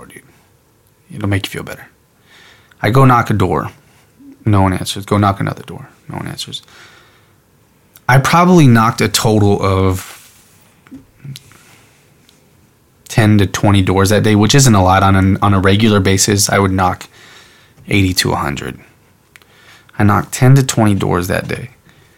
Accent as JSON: {"language": "English", "town": "San Antonio", "region": "Texas", "country": "United States", "tie": "born or raised there", "also_born_or_lived": "Vancouver, Washington", "moved": "as an adult", "said": "I'm in Vancouver, Washington, my hometown, San Antonio, Texas"}